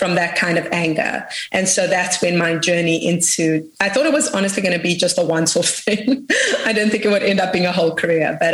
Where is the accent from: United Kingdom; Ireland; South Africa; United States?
South Africa; I come from South Africa.